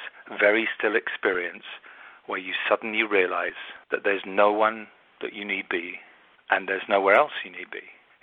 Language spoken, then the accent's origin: English; London, United Kingdom; also born or lived in America; now in United States; And I'm from London, but I live in America